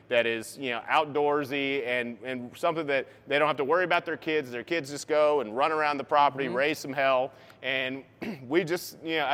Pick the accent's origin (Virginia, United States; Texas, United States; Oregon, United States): Virginia, United States; Tidewater; also born or lived in Denver, North Carolina (Lake Norman area); now in Lake Norman area, United States; I grew up in Tidewater, Virginia